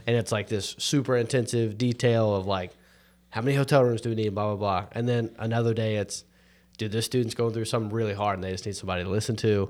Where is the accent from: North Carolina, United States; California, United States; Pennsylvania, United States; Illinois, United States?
North Carolina, United States; I'm, I'm not just a Christian 'cause I was born in North Carolina